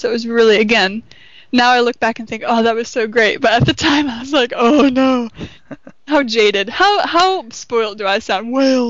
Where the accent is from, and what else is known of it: Flint, Michigan, United States; born or raised there; moved away